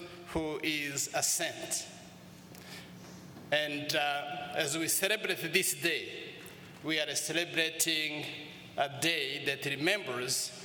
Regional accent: Rwanda; moved away as an adult; also born or lived in United States; We come from Rwanda and Shira Diocese

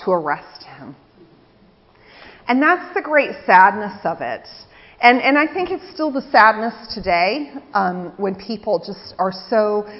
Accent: England, United Kingdom; now in United States; So this is how the peace went in my church that I grew up in England.

